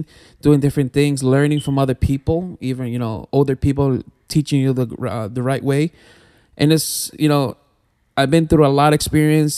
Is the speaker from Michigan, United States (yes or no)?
no; New Jersey, United States; I was born here in Jersey. So my parents are Ecuadorians